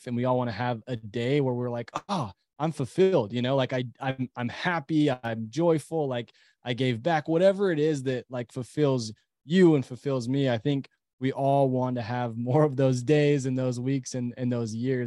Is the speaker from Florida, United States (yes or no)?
no; Utah, United States; we live in Utah, we're from Utah